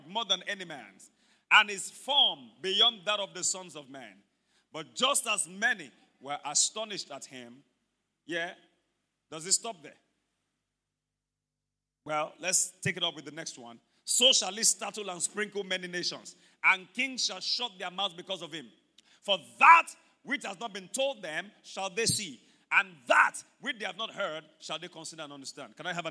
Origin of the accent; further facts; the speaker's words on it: Ibadan, Oyo, Nigeria; growing up in Mokola